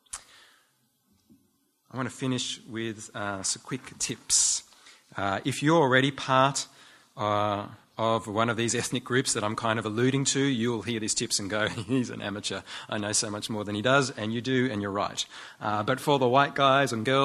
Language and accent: English; Australia; we're Aussie